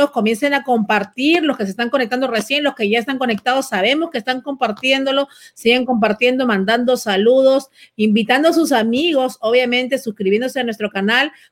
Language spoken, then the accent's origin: Spanish; Peru; now in Miami, United States; te voy a decir que aquí yo soy peruana y obviamente a veces me dicen que he perdido un poquito mi dejo de peruana porque vivo en Miami y en Miami hay mucho cubano.